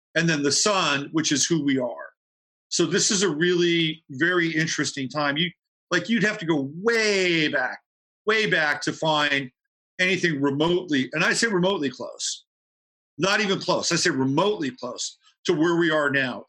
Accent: California, United States; growing up in California

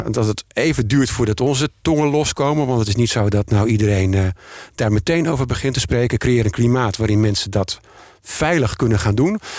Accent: Amsterdam, North Holland, Netherlands; En wij hebben er als Amsterdammers baat bij

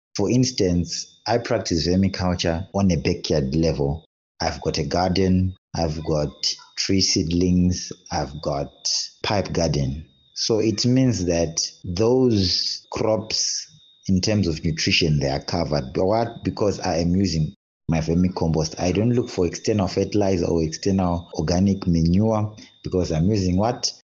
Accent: Zimbabwe; now in Harare, Zimbabwe; I'm from Zimbabwe, resident of Harare

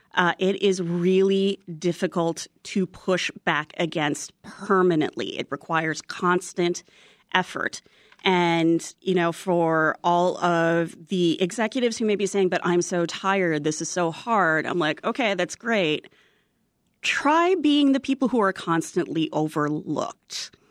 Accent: United States; I'm Filipino American

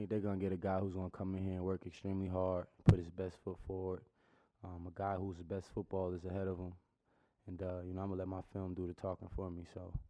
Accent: New Jersey, United States; You know, I'm from New Jersey, so it wasn't too much of a culture shock.

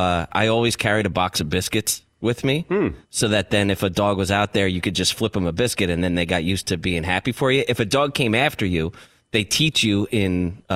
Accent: Ireland; Especially as an Irish guy.

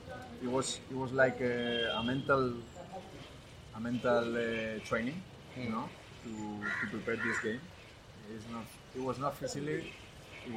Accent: Barcelona, Catalonia, Spain; English is a second language; moved away as an adult; now in Bengaluru, India; I was from Barcelona also

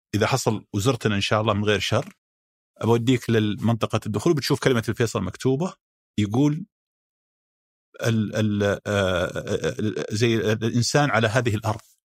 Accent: Riyadh, Riyadh Province, Saudi Arabia; انا ابن الرياض

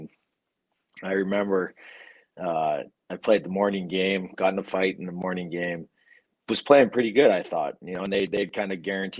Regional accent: Kindersley, Saskatchewan, Canada; moved away; Kindersley, my hometown

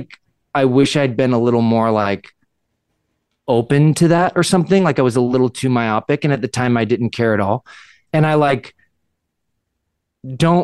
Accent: Southern California, United States; also born or lived in Canada; I'm from Southern California

